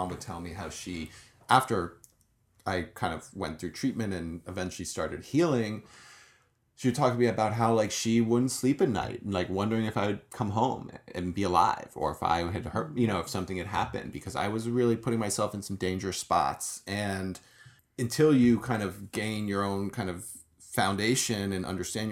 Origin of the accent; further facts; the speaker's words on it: New York, United States; now in Los Angeles, United States; I'm from New York.